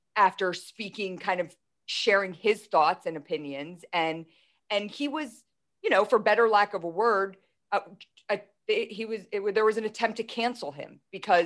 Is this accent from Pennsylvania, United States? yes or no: yes; Philadelphia, Pennsylvania, United States; I'm from Philadelphia